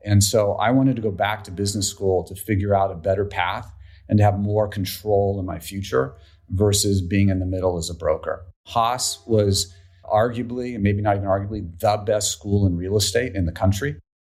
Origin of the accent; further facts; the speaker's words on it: Menlo Park, California, United States; I grew up in Menlo Park.